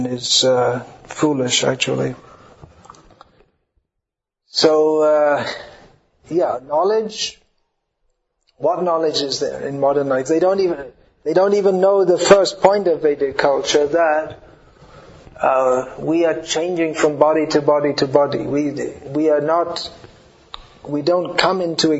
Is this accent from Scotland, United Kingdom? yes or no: no; London, United Kingdom; I'm from London.